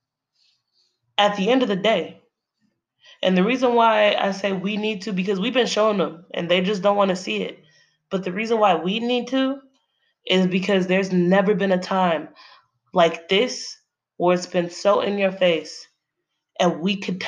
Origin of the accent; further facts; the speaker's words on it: United States; I'm an American. I was raised here, born and raised